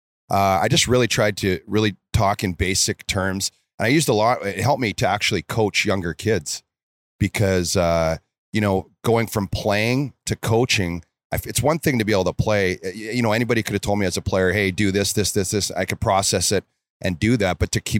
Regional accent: Red Deer, Alberta, Canada; Yeah, it was Red Deer. And just growing up

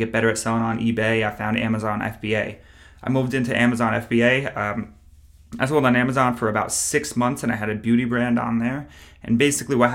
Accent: upstate New York, United States; moved away as an adult; also born or lived in Plattsburgh, New York; now in Charlotte, United States; I am from New York originally, about 2 hours upstate. I live in Charlotte at the point of this recording.

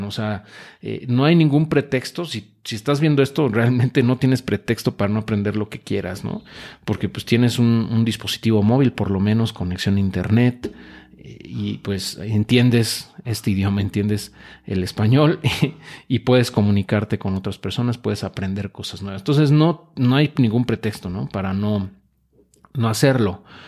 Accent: Mexico; nos caracteriza como mexicanos, como latinoamericanos

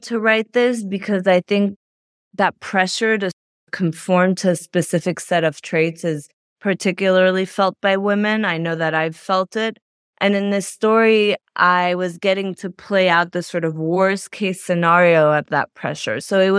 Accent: France; also born or lived in Belgium; I was raised in France and Belgium, and I went to NYU, and I thought I was going to be a journalist

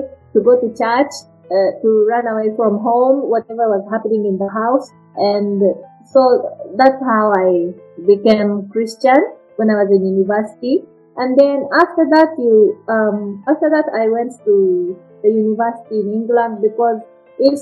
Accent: Japan; English is a second language; moved away as an adult; also born or lived in United Kingdom; now in Kenya; I was born in Japan, and it's like a traditional Japanese family

